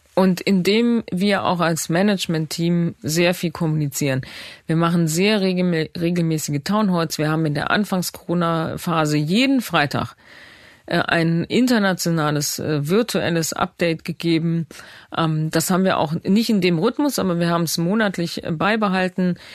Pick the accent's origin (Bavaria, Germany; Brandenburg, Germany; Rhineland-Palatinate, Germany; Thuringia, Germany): Rhineland-Palatinate, Germany; Bad Neuenahr-Ahrweiler; in Bad Neuna in meiner Geburtsstadt